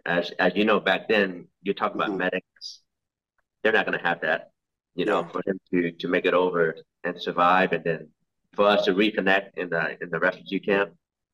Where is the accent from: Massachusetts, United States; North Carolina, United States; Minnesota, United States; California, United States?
North Carolina, United States; Cary; Well, as you know, a lot of people were new to America, you know, so there was not many Lao people around, and having to deal with like racism, bullying, all this kind of stuff.